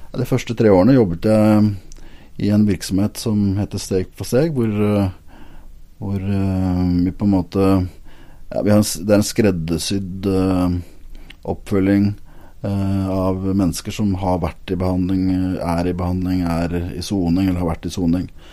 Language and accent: Norwegian; Lillestrøm, Akershus, Norway; now in Agder, Norway; jeg kommer jo ikke fra Sørlandet, det er jo lett å høre, men, men, hjertet mitt er sørlandsk. Eh, jeg er opprinnelig fra Lillestrøm